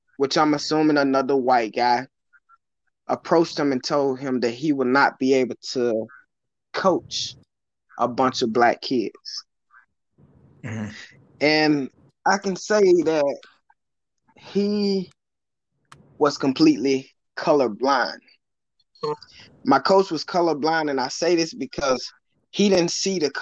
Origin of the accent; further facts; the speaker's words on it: West Tennessee, United States; moved away; I grew up in West Tennessee